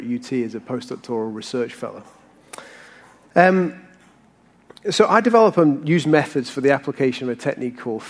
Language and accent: English; the north of England, United Kingdom; moved away as an adult; also born or lived in Oxford; now in Texas, United States; I grew up in the north of England